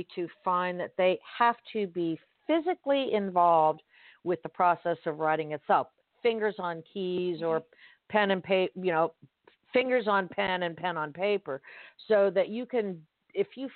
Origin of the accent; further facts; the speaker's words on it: Miami, Florida, United States; I'm born and raised in Miami. I read like a Miamian, I'm a Floridian girl